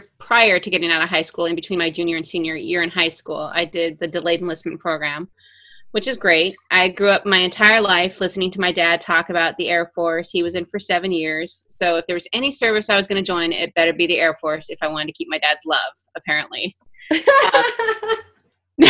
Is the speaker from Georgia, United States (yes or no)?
no; Scottsdale, Arizona, United States; moved away as an adult; also born or lived in Phoenix, Arizona; Scottsdale, Arizona was my home